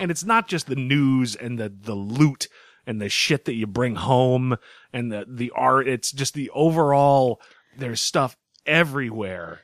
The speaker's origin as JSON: {"language": "English", "town": "Boston", "region": "Massachusetts", "country": "United States", "said": "I'm from Boston"}